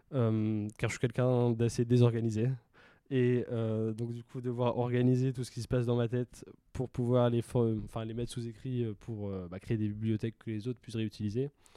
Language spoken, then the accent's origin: French; Pontivy, Brittany, France; moved away as an adult; also born or lived in Rennes; now in Marseille, France; J'ai grandi en Bretagne, euh, donc euh, pendant 18 ans, j'ai grandi à Pontivy, qui est une petite ville dans centre de la Bretagne